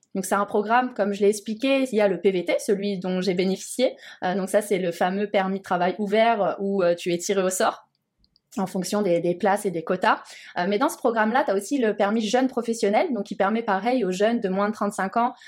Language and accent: French; Montpellier, Occitania, France; moved away as an adult; also born or lived in Alsace; now in Montreal, Canada; moi, je viens du sud de la France, donc en plus, moi, le froid, c'est vrai que j'en avais un petit peu peur, bien que je mhm. sois née en Alsace, mais euh, ouais, c'est vrai que j'ai vécu la majorité de ma vie à, Montpellier.